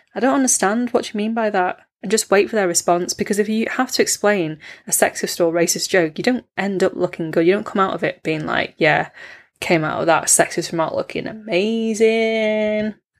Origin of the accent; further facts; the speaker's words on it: United Kingdom; as British-born Chinese people